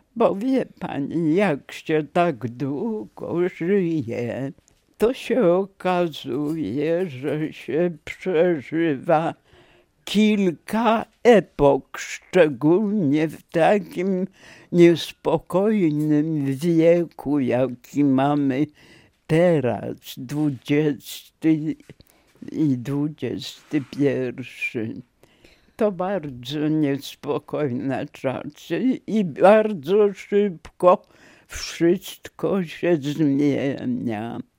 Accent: Warsaw, Masovian Voivodeship, Poland; moved away as an adult; now in Węgorzewo area, Poland; Urodziłam się w Warszawie

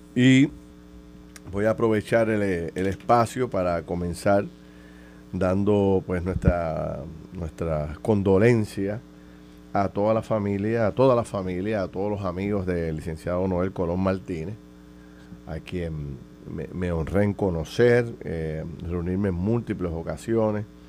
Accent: Puerto Rico; como puertorriqueños

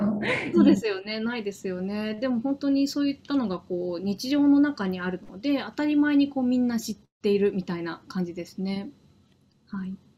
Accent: Hokkaido, Japan; moved away as an adult; also born or lived in Tokyo; 私はあの北海道出身でしてあの高校まで北海道で過ごしてたんですけども

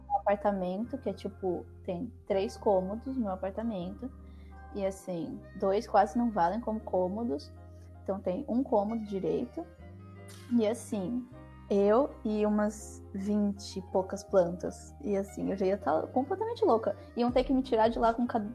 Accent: Campinas, São Paulo, Brazil; now in São Paulo, Brazil; Eu saí de Campinas, né? E meus pais foram para muito longe, assim

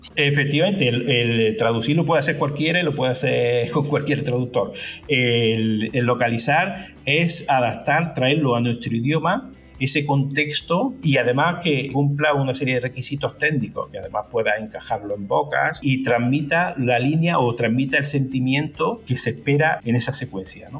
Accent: Córdoba, Andalusia, Spain; moved away as an adult; also born or lived in Madrid; Yo soy originalmente de Córdoba, nací en Córdoba, eh, desarrollé mis primeros videojuegos en Córdoba y con 18 años ya me, me fui a Madrid

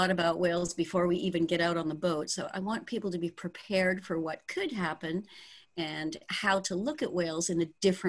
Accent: Ontario, Canada; moved away as an adult; also born or lived in British Columbia, Canada / Guerrero Negro, Mexico; now in Bahia Asuncion, Mexico; I was born in Ontario

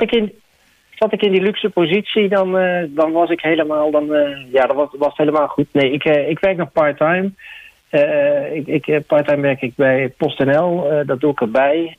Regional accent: The Hague, South Holland, Netherlands; Ik kom zelf natuurlijk uit Den Haag.

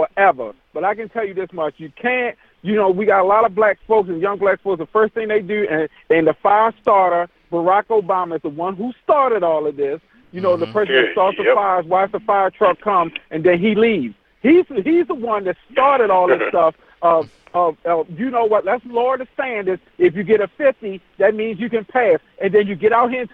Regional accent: New York City, New York, United States; I came from the hood. We grew up in Hamel with a housing project in Queens, New York

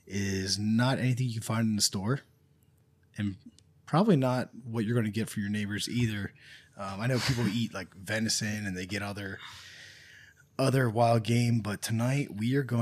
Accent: Northern United States, United States; I was tempted to say Appalachia or Appalachian because I'm a Northerner Yankee.

